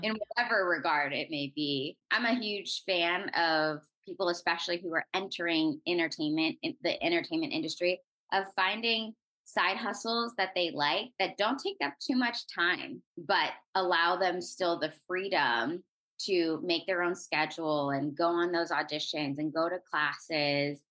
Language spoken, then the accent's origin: English; Orange County, California, United States; I'm originally from Orange County, California